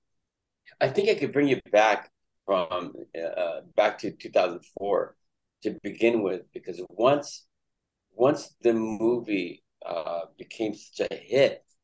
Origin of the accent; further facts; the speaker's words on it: Los Angeles, California, United States; I was born and raised in Los Angeles. I grew up in East LA.